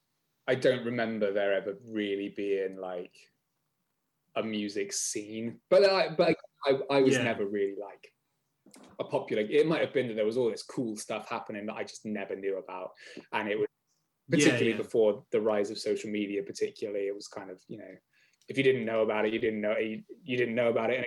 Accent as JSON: {"language": "English", "town": "Bath", "region": "South West England", "country": "United Kingdom", "tie": "born or raised there", "also_born_or_lived": "United States", "said": "I grew up in Bath"}